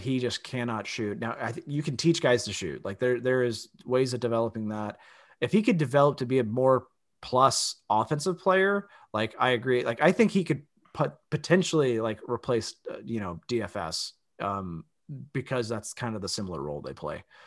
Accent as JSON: {"language": "English", "town": "Austin", "region": "Texas", "country": "United States", "tie": "born or raised there", "said": "my hometown."}